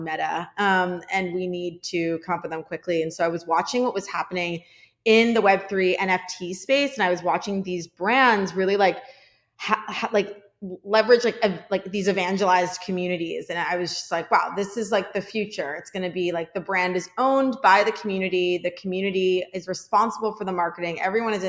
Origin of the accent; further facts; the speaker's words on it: outside of Philadelphia, Pennsylvania, United States; I was born in right outside of Philadelphia, Pennsylvania.